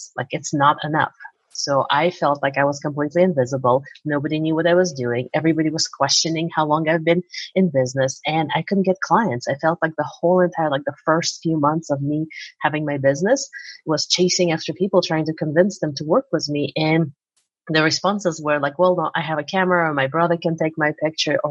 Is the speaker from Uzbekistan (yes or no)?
yes; Uzbekistan; moved away as an adult; now in United States; I'm from Uzbekistan originally. So in my 20s, I came here to go to get more school